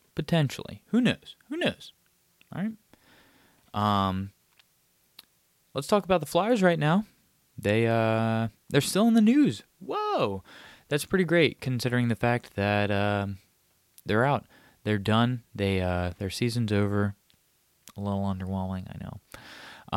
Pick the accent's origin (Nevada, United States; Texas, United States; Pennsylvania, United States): Pennsylvania, United States; Abington; my hometown of Abington, Pennsylvania, just a bit out of, uh, Philadelphia